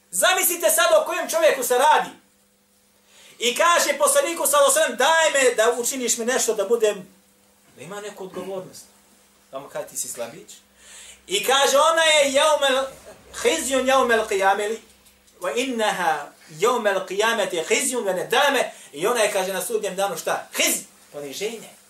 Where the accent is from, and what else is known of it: Bosnia & Herzegovina